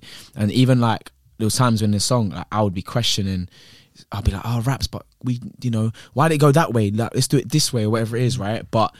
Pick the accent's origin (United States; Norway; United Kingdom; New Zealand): United Kingdom; Croydon, London; I grew up in Croydon, so I had to put my money in my sock, yeah?